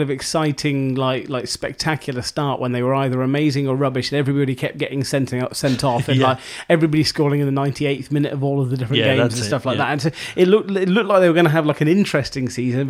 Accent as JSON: {"language": "English", "town": "Oxford", "region": "South East England", "country": "United Kingdom", "tie": "born or raised there"}